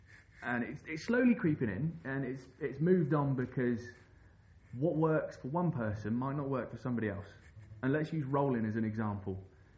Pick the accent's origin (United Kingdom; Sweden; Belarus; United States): United Kingdom; England; Growing up on the Thames, it was hard not to be inspired by people like Sean Baker, like Andy Jackson from Kayako Jacko